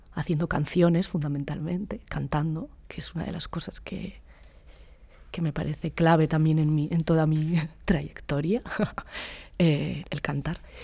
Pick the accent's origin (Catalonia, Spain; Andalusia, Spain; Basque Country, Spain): Basque Country, Spain; soy vasca